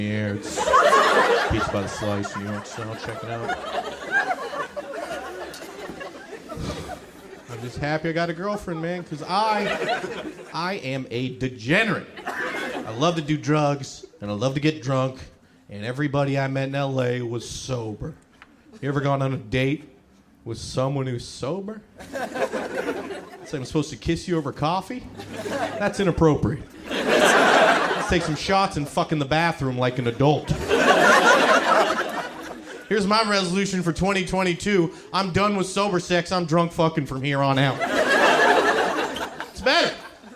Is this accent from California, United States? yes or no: yes; Northern California, United States; I'm from Northern California